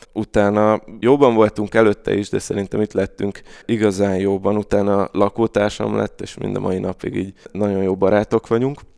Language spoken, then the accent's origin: Hungarian; Budapest, Hungary; Káposztás megyeren nőttem föl egyébként, aki nem ismeri, ez Újpestnek az északi része, negyedik kerület